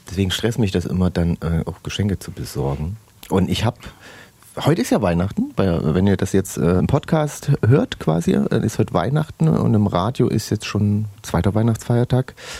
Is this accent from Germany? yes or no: yes; Saxony, Germany; die wir in Sachsen haben